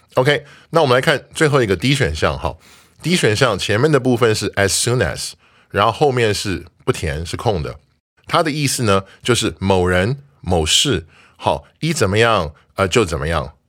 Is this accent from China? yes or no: no; Taiwan; 作为台湾人